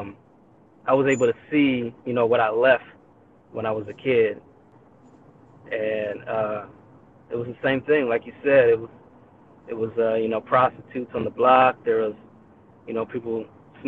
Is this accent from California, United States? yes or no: yes; California, United States; also born or lived in Inglewood, California; I grew up in California, and I was born out in Inglewood